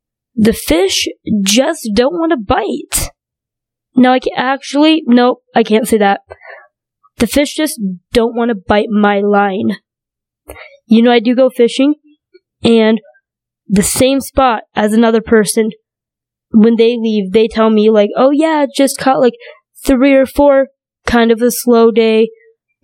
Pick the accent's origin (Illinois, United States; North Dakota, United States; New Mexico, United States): North Dakota, United States; also born or lived in China; grew up in North Dakota